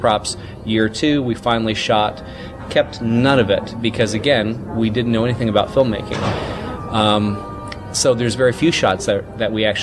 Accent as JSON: {"language": "English", "region": "Mississippi", "country": "United States", "tie": "born or raised there"}